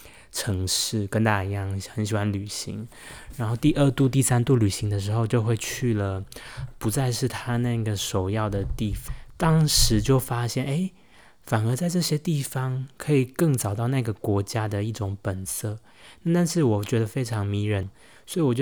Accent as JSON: {"language": "Chinese", "region": "Taichung", "country": "Taiwan", "tie": "born or raised there", "also_born_or_lived": "Nantou / Taipei / Beijing", "moved": "as an adult", "said": "毕竟我算是半个台中人。我在南投出生，可是我在小学、高中，总共八九年的生涯里，我都是生活居住在台中。所以台中对我来说是一个记忆生活之地，充满回忆。即使后来大学到了台北研究所，去了北京"}